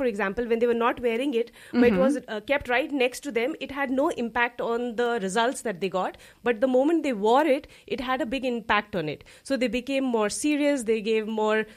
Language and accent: English; India; moved away as an adult; also born or lived in United States; now in Luxembourg; I'm from India originally, and I've been living in Luxembourg now for nearly 10 years